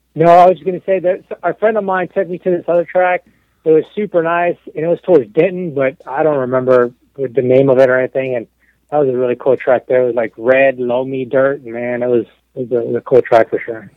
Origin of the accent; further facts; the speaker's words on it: Mexico; moved away; also born or lived in Texas; I'm born and raised in Mexico. I'm 100% Mexican, about as Mexican as you can get.